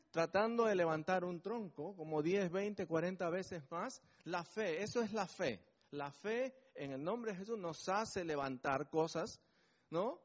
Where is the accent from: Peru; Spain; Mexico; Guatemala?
Peru; now in Bedford, United Kingdom; llegando a mi patria me siento, a mi patria Perú